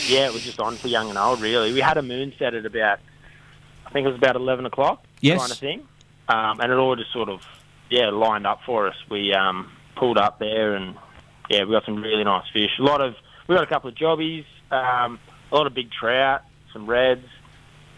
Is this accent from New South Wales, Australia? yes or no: yes; Bellingen, New South Wales, Australia; moved away; I'm from Bellingen